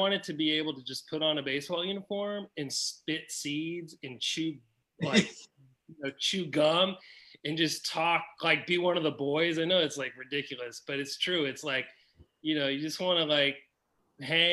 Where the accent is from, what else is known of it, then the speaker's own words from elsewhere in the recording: Atlanta, Georgia, United States; But I grew up in Atlanta, and in the 80s, I'd go to Fulton County Stadium